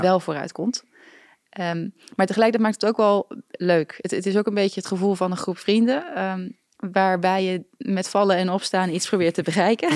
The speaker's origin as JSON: {"language": "Dutch", "country": "Netherlands", "said": "als een Nederlander"}